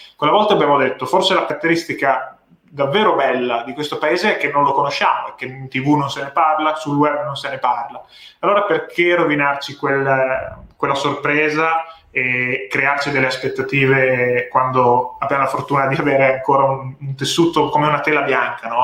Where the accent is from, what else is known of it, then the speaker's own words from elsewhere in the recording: Ravenna, Emilia-Romagna, Italy; moved away as an adult; also born or lived in London; now in Bologna, Italy; Io originariamente sono di Ravenna, mm. che è una città nella regione nel centro-nord Italia, in Emilia-Romagna, dove ho studiato diciamo, fino alle superiori.